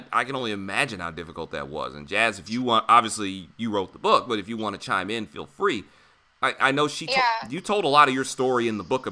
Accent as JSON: {"language": "English", "region": "Michigan", "country": "United States", "moved": "as an adult", "lives_now": "Philadelphia, United States", "said": "I'm from Michigan"}